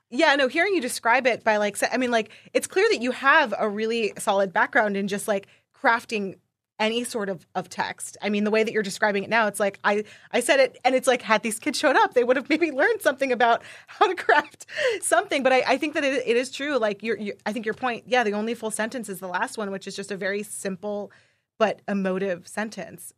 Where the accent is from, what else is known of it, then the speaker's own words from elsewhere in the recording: New York, United States; I'm from New York